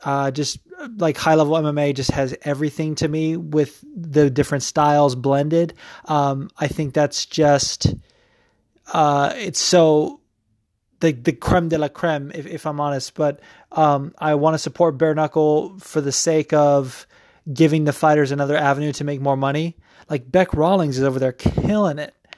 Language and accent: English; West Coast, United States; now in New Jersey, United States; I'm actually from the West Coast, but that doesn't matter. I'm living in New Jersey